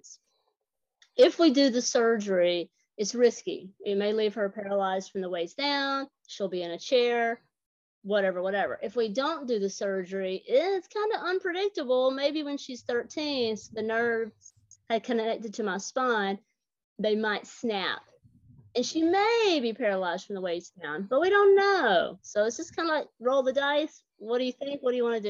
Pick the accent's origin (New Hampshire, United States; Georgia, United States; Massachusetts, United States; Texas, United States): Georgia, United States; accent: Southern; also born or lived in Atlanta, Georgia; When you hear me talk, you can tell I'm from the South. I'm from Atlanta, Georgia. I actually grew up in a small town about an hour north of Atlanta